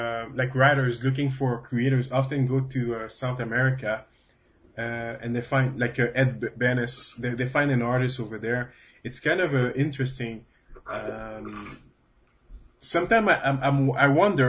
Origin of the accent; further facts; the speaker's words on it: Canada; I'm a Canadian